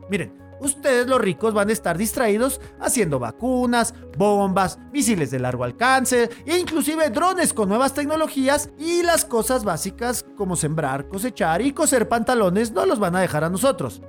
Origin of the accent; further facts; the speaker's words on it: Mexico; Los mexicanos somos bien confianzudos